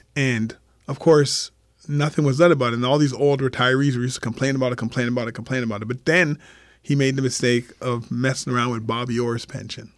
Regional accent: Montreal, Quebec, Canada; I grew up in Montreal

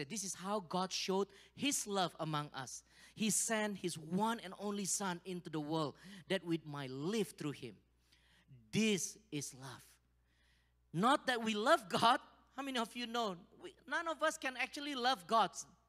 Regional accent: Kirkland, Washington, United States; now in Indonesia; It's different from Seattle. You know, I came from Kirkland. I can map it.

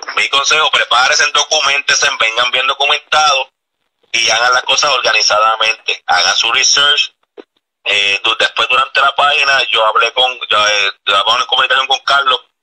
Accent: Puerto Rico; moved away as an adult; now in Florida, United States; nosotros cuando venimos de Puerto Rico

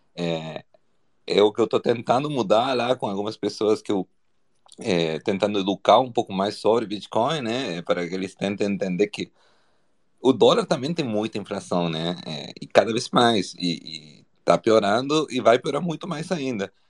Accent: Argentina; Portuguese is a second language; now in Brazil; eu sou argentino

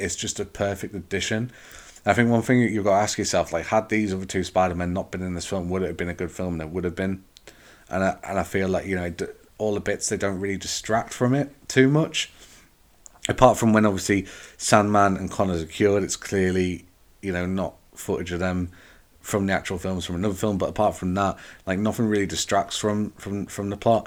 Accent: England, United Kingdom; I'm from England. English people are quite reserved within crowds

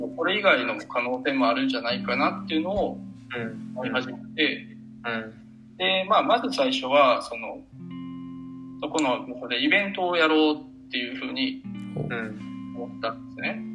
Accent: Osaka, Japan; also born or lived in Kobe; もともと地元が大阪で、まあ、大学も神戸の方に行ってた

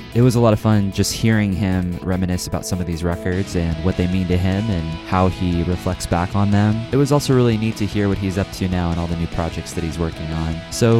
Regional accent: Kansas City, Missouri, United States; I'm from Kansas City, so we've got all the seasons here.

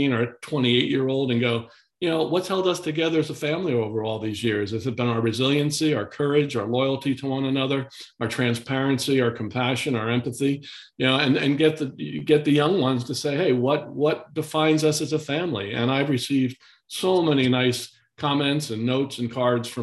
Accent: Kingston, New York, United States; I was down in my hometown yesterday, Kingston, New York

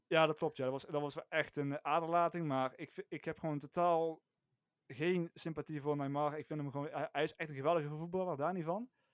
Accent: North Limburg, Netherlands; ik kom uit Noord-Limburg

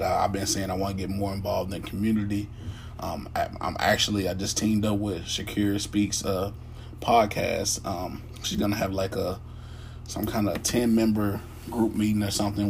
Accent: United States; I am an African American

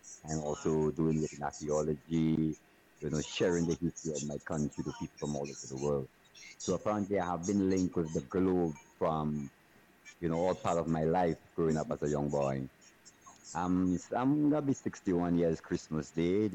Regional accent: Soufrière, St. Lucia; I grew up in a small town in Sufuye. St. Lucia, which is called Sufuye Volcano Town.

